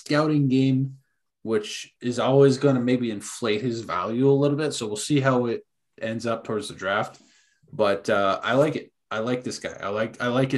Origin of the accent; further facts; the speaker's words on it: Wisconsin, United States; We are from Wisconsin